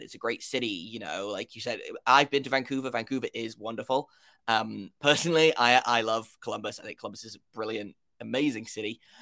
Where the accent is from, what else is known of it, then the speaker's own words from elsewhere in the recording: United Kingdom; if you can't tell by my accent, I, uh, am from the United Kingdom.